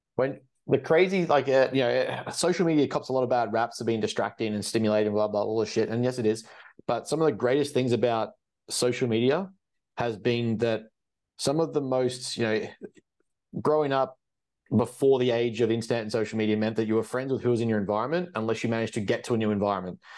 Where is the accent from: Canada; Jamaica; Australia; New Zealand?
Australia; I come from Australia